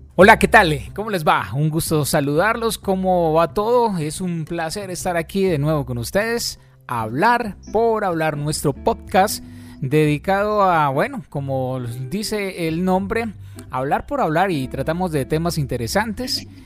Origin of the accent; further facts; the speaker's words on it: Manzanares, Caldas, Colombia; Manzanares, de donde yo soy